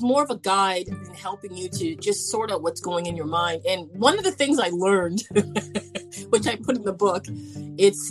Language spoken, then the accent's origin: English; Canada; And I'm from Canada